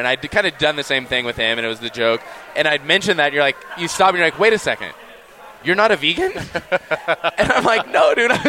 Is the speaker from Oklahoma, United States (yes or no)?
no; California, United States; now in Utah, United States; I am from California.